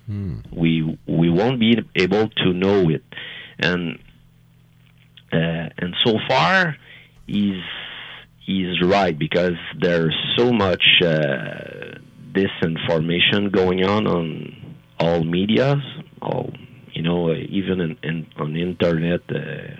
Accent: France; English is a second language; I'm French, and English is not my first language

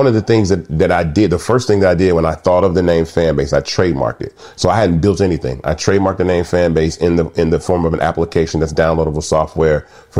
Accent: Atlanta, Georgia, United States; also born or lived in Memphis; So I was born in Memphis, left Memphis at an early age and moved to Atlanta.

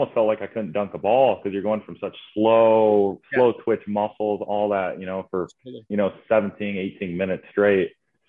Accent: Green Lake, Wisconsin, United States; moved away as an adult; So I'm actually from Wisconsin, born and raised in Wisconsin, a small town called Green Lake, Wisconsin. It's actually the deepest lake in Wisconsin. Fun fact. Right. So yeah, I had 900 people in my town.

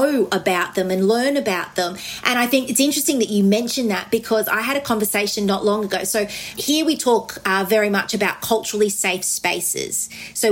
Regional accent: Brisbane, Queensland, Australia; also born or lived in Cape York; the community that I grew up in when I moved from Cape York to Brisbane

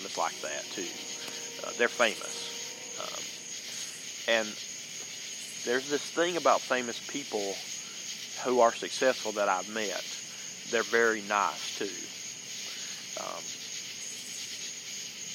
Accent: the South, United States; accent: southern; my southern accent

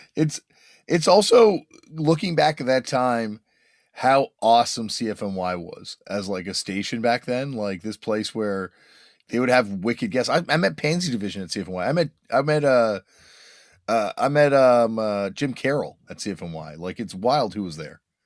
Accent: Toronto, Ontario, Canada; growing up in Toronto

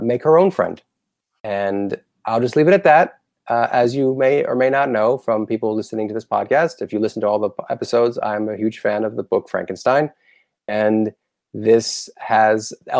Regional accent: Boca Raton, Florida, United States; as someone who grew up in Florida

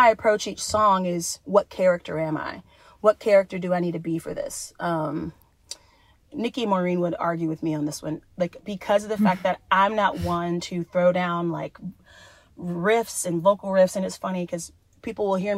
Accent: Columbia, South Carolina, United States; moved away; also born or lived in Georgia; my hometown in Columbia, South Carolina.

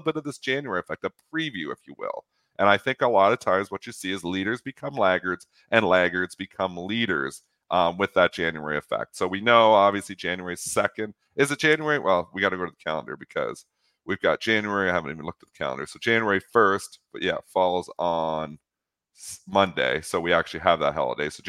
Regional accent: Canada; as a Canadian

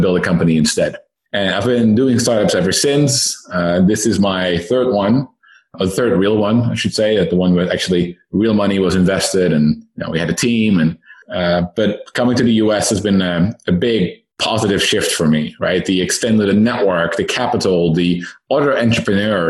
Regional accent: Netherlands; moved away as an adult; now in Silicon Valley, United States; I myself am Dutch, born and raised in the Netherlands. I moved to Silicon Valley about 6 years ago

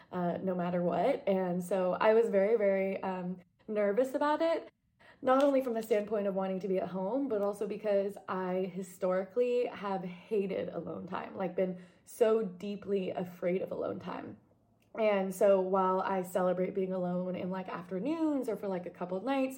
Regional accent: New York, United States; moved away; also born or lived in Portland; growing up in New York

